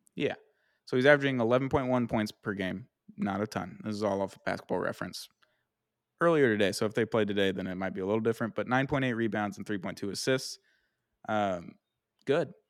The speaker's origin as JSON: {"language": "English", "country": "United States", "said": "I'm American"}